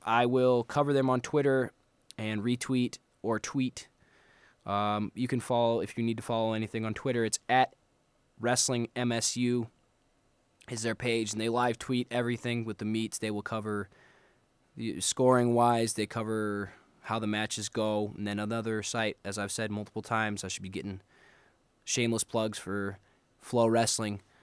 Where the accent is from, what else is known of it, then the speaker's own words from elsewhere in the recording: Moline, Illinois, United States; moved away; I'm actually from Illinois originally. Moline, Illinois. Represent Quad Cities.